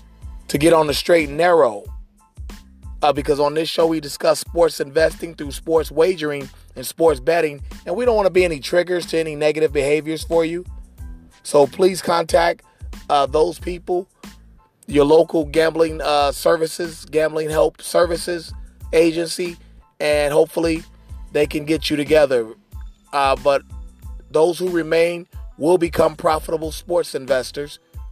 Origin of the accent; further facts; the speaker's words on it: Cincinnati, Ohio, United States; My hometown team